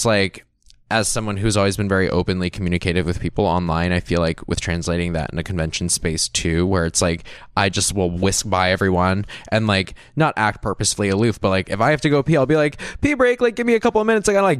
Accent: Florida, United States; I'm someone like from Florida

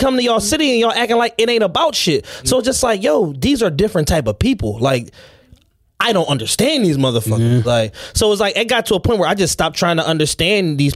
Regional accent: Philadelphia, Pennsylvania, United States; I'm from Southwest, but I'm a little bit older than you

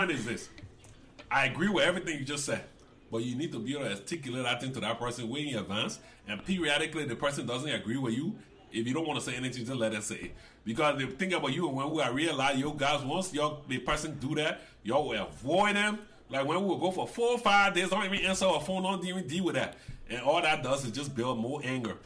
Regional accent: Liberia; now in United States; I was born in Liberia

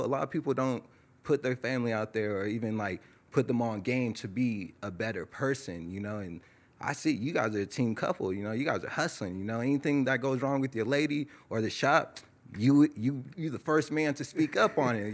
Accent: Tehachapi, California, United States; also born or lived in Lancaster, California; I was born in Lancaster, California. I grew up in a small town called Tehachapi, California

